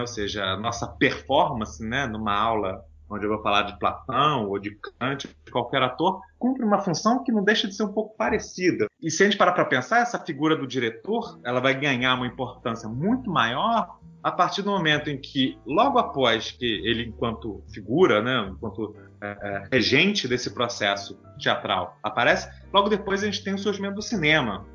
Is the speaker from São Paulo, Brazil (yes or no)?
no; Niterói, Rio de Janeiro, Brazil; eu sou de Niterói, no Rio de Janeiro.